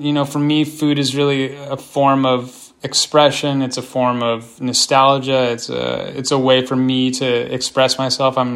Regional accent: Palo Alto, California, United States; moved away as an adult; also born or lived in Los Angeles / Washington, D.C.; I'm from the San Francisco Bay Area. I grew up in Palo Alto, and I spent the majority of my professional career in Los Angeles

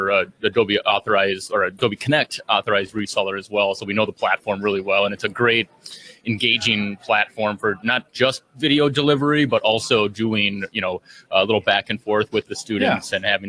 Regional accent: St. Paul, Minnesota, United States; I'm from St. Paul, Minnesota.

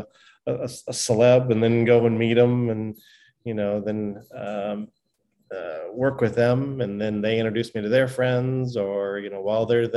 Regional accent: Laguna Beach, Newport Beach, Orange County, Southern California, United States; Grew up in Southern California in Laguna Beach, Newport Beach, in Orange County out there

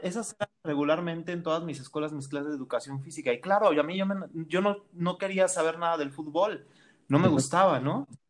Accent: Mexico City, Mexico; now in State of Mexico, Mexico; Yo nací en el Estado de México, pero toda mi vida la viví en la Ciudad de México

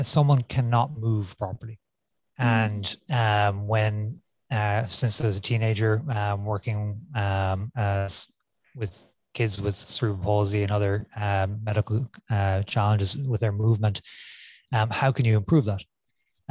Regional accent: Cork, Munster, Ireland; moved away as an adult; also born or lived in St. Louis, United States / San Francisco, United States; now in Phoenix, United States; I'm born and raised in Ireland in Cork, and did my medical school in Cork

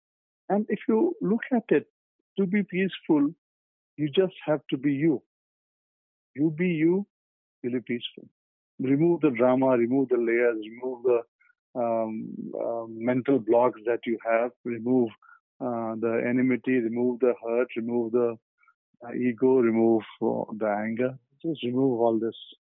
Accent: Kolkata, West Bengal, India; I grew up in Calcutta, as I've mentioned earlier. So Calcutta is Durga Puja.

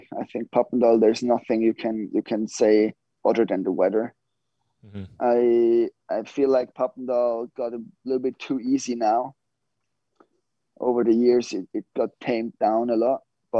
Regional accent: Switzerland; born or raised there

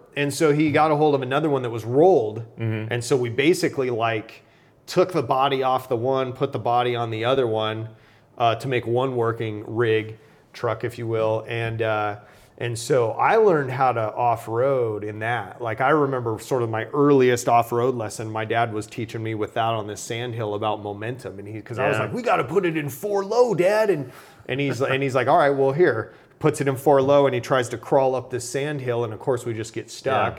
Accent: Arizona, United States; And I grew up in Arizona, so I basically could ride from my house out into just endless miles of desert.

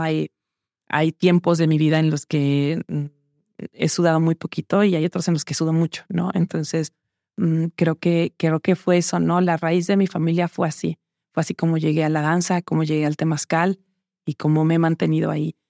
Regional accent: Los Reyes La Paz, State of Mexico, Mexico; yo crecí, nací en Ciudad de México y crecí en una zona cerca de Texcoco, en Los Reyes La Paz, Estado de México

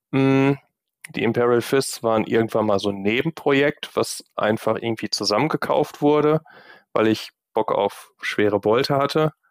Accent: Gladbeck, North Rhine-Westphalia, Germany; now in Düsseldorf, Germany; Düsseldorf sitze, auch gar nicht alles, was ich habe, hier ist, sondern auch noch in Gladbeck, in meiner Heimatstadt.

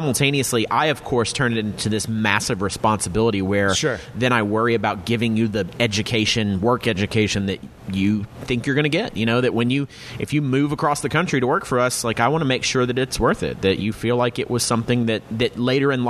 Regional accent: the South, United States; growing up in the South

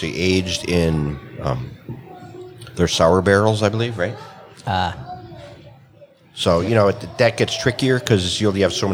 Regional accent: Wisconsin, United States; we're from Wisconsin

